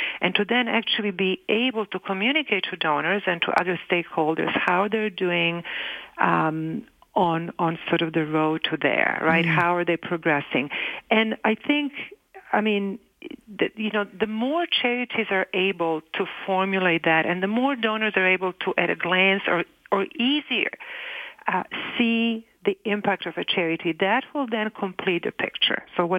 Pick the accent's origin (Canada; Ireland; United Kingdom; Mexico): Canada; I can have the services as a Canadian, and actually every Canadian can have access to the same services for free.